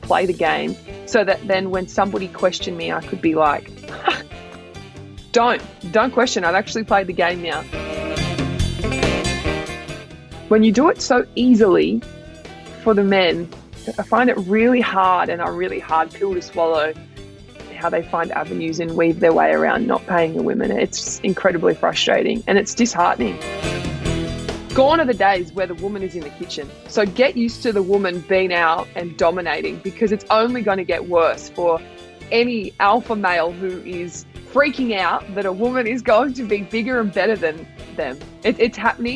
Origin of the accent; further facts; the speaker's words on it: Grafton, New South Wales, Australia; also born or lived in Gold Coast; now in Sydney, Australia; I'm a girl from Grafton, and I now live the big city life